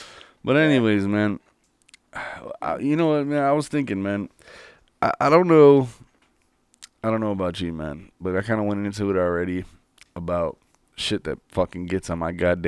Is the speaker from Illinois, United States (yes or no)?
yes; Illinois, United States; good old Illinois.